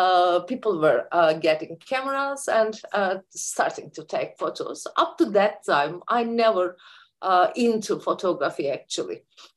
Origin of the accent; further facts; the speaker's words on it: Turkey; I'm from Turkey and living in Ankara, the capital city of Turkey.